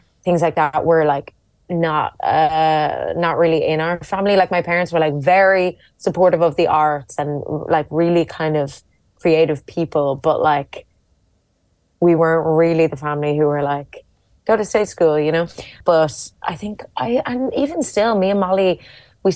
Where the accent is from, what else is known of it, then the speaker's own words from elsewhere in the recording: Dublin, Leinster, Ireland; moved away as an adult; now in London, United Kingdom; I grew up in Dublin